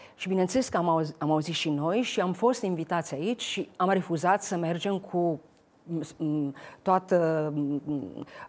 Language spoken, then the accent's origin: Romanian; Romania; moved away; eu fiind româncă